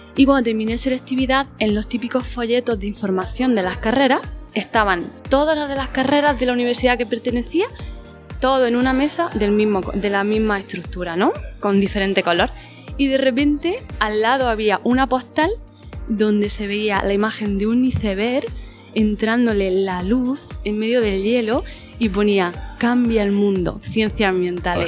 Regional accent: Spain; yo trabajo desde mi pueblo, trabajamos, yo trabajo en casa, trabajo por el territorio, siempre en la zona rural y me muevo por el entorno, en la zona norte de Almería, de Granada y el noroeste de Murcia.

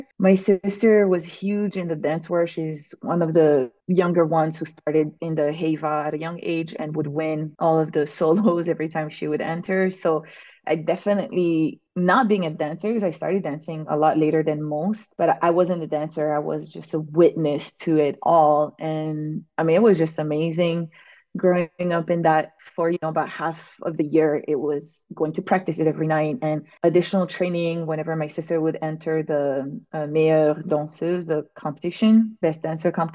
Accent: French Polynesia; moved away as an adult; now in Maui, United States; I was born and raised in Tahiti

